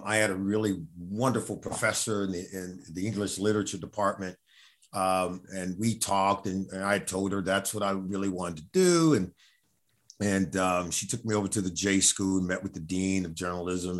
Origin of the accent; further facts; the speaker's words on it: Los Angeles, California, United States; I grew up in Los Angeles, California